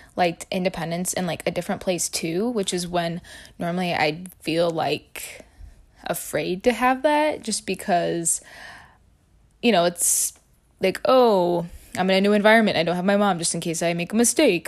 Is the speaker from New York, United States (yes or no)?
no; Illinois, United States; I'm from Illinois